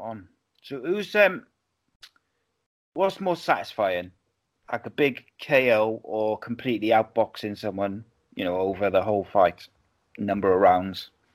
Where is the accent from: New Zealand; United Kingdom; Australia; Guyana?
United Kingdom; Wales; living in Wales